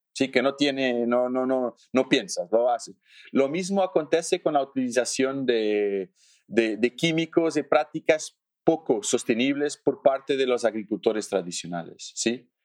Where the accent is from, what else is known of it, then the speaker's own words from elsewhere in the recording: Alentejo, Portugal; Spanish is a second language; soy portugués del sur de Portugal. Portugal no es, no es muy grande, pero soy del sur, que es no grande, pero diferente, sí, del norte para el sur. Soy del sur, de Alentejo